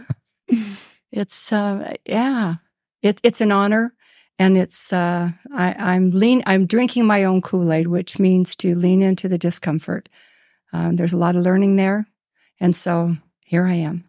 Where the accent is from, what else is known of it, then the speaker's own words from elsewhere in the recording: Henderson, Nevada, United States; I was born and raised in Henderson, uh, raised by a cowboy